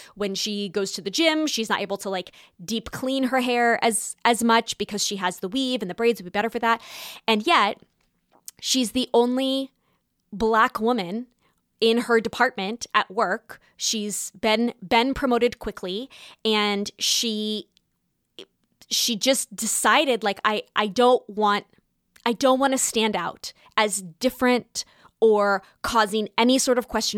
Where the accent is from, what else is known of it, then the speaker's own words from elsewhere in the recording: Southern California, United States; moved away as an adult; now in New York City, United States; I was born in Southern California